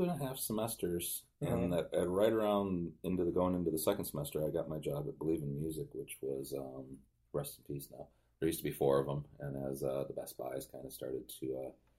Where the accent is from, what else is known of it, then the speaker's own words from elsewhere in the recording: Kalamazoo, Michigan, United States; I came from Kalamazoo, Michigan.